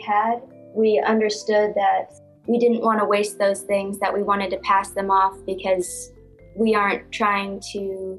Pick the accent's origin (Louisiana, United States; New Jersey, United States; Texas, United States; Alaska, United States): Alaska, United States; Anchorage; moved away; I'm originally from Anchorage, Alaska.